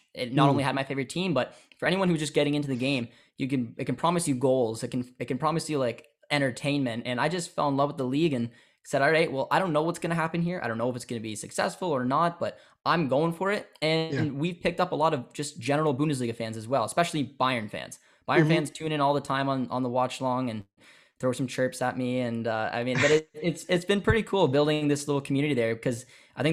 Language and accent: English; Ontario, Canada; growing up in Canada